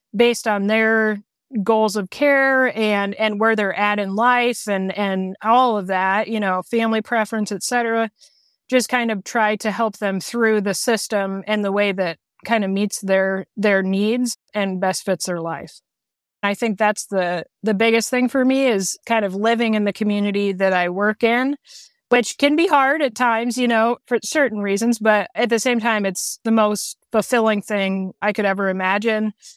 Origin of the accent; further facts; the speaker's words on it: Peoria, Illinois, United States; moved away as an adult; also born or lived in Indiana; now in La Harpe, United States; I'm originally from Peoria, Peoria, Illinois